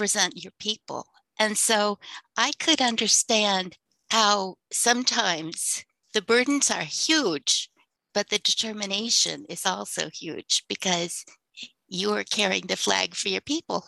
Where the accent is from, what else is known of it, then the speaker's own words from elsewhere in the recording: United States; I'm Native American